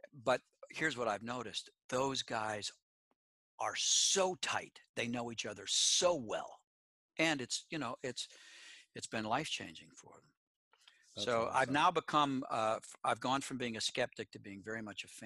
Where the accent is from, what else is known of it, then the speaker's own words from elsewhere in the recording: New York, United States; also born or lived in South Florida; now in Nashville, United States; I grew up listening to the Yankees because I grew up in New York State.